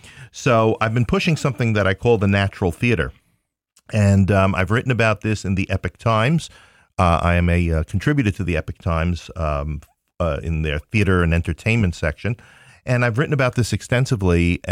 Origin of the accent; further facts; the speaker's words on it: Queens, New York, United States; moved away as an adult; now in Ohio, United States; No, I am from Queens, New York.